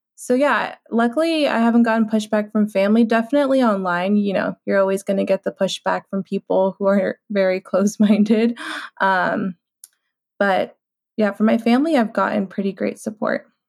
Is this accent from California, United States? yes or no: yes; San Diego, California, United States; I'm from San Diego, California. I'm Mexican American